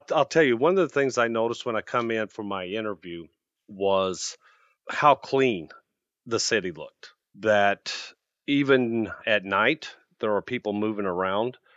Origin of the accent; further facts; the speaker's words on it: Midwest, United States; moved away as an adult; now in Arizona, United States; I'm from the Midwest.